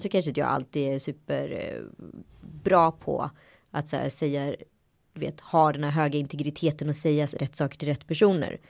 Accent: Sweden; moved away; also born or lived in Strömstad / Örebro; jag är ju uppvuxen i Örebro och mm. Strömstad

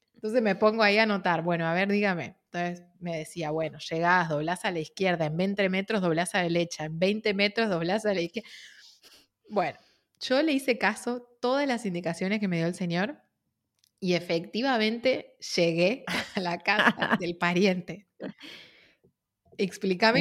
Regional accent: Argentina; de Argentina

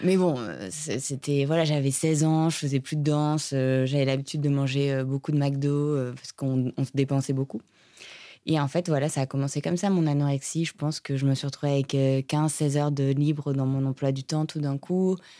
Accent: Monaco; je viens de Monaco

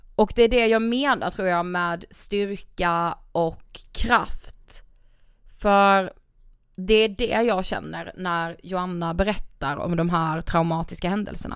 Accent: Karlshamn, Blekinge, Sweden; vi är ju från Karlshamn, Blekinge

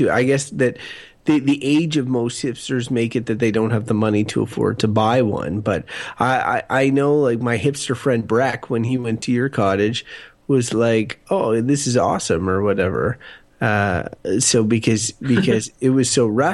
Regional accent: Wakefield, Quebec, Canada; I grew up in Wakefield on the water, and it is cottage-esque.

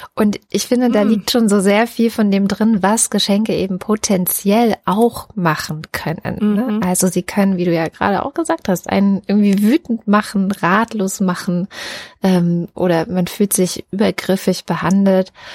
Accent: East Germany, Germany; ich bin in Ostdeutschland in der DDR geboren und es war immer so, dass der Familienkreis eigentlich beieinander Weihnachten gefeiert hat

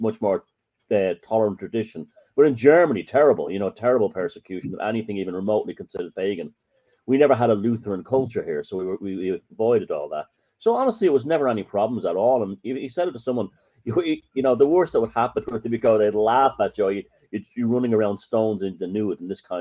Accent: Dublin, Leinster, Ireland; I grew up in the north side of Dublin, which was I grew up in a very sort of tough working class neighborhood.

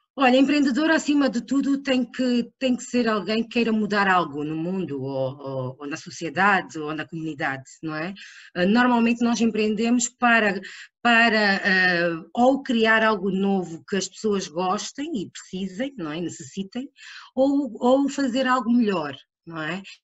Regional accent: Angola; moved away; also born or lived in Portugal; sou angolana, uh, sempre estudei em Portugal e em Angola. Uh, regressei a Angola para trabalhar

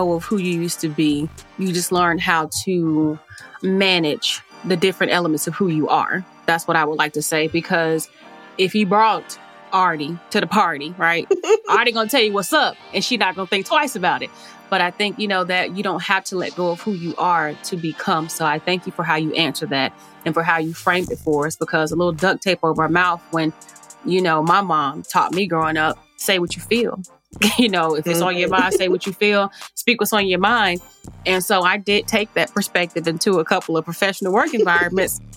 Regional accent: Charlotte, North Carolina, United States; I'm from Charlotte and depending on, grew up in Hidden Valley

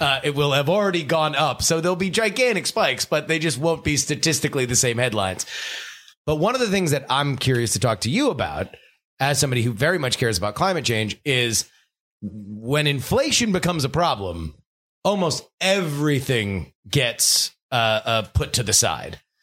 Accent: South Florida, United States; I'm from South Florida

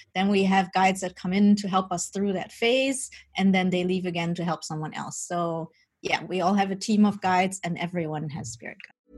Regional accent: Germany; also born or lived in Colombia; I was born in Colombia. My birth mother is um, indigenous from the Embera tribe, and they still have like their own customs and they still work with shamans and all that. But I was adopted as a baby by my Dutch parents, and I grew up during Germany

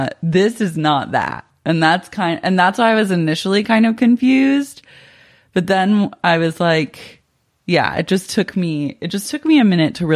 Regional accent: Oklahoma City, Oklahoma, United States; growing up in Oklahoma City

